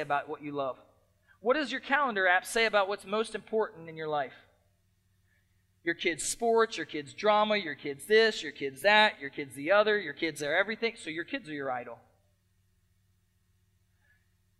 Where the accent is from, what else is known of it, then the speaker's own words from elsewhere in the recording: United States; as American Christians